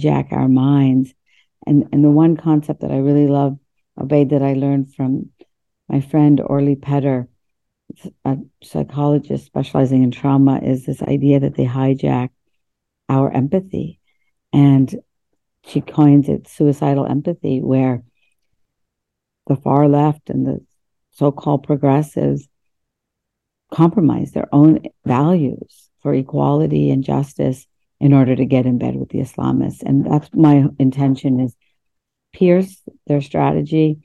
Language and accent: English; West Virginia, United States; English is a second language; also born or lived in India; through America's public school system in West Virginia, growing up in West Virginia